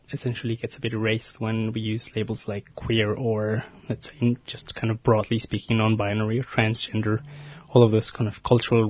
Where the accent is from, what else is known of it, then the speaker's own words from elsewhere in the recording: Mexico; moved away as an adult; now in Melbourne, Australia; I was born and raised in Mexico and moved to Australia about 10 years ago now